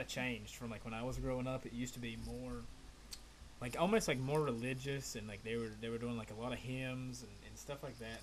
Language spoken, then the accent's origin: English; Virginia, United States; also born or lived in Appalachian Mountains; now in Florida, United States; I grew up in Virginia